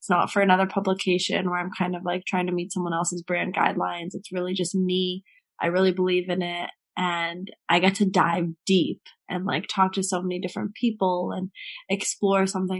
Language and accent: English; Marin County, California, United States; also born or lived in San Francisco; now in New York City, United States; I'm originally from Marin County, right outside of San Francisco. Well, if we're getting really original, I'm from San Francisco. I was born there and was there until I was three, and then I moved to the suburbs